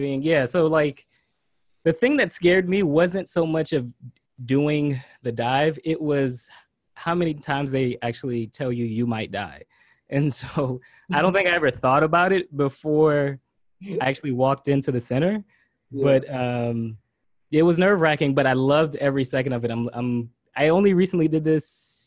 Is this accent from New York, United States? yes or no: no; South Florida, United States; I was born and raised here in South Florida